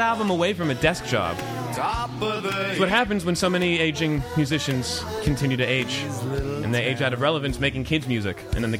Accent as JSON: {"language": "English", "region": "South Florida", "country": "United States", "tie": "born or raised there", "also_born_or_lived": "Rockland County, New York", "said": "A native New Yorker. I just grew up in South Florida."}